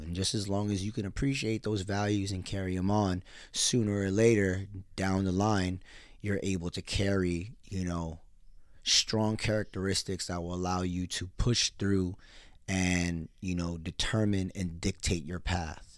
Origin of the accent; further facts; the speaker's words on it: United States; As a Filipino American